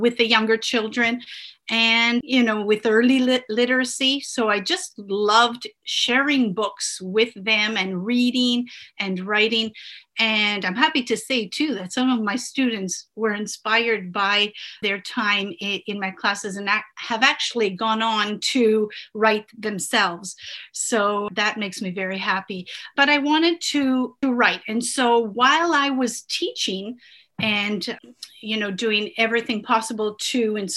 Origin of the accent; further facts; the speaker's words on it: Canada; first language Italian; English is a second language; also born or lived in Italy; We immigrated when I was 3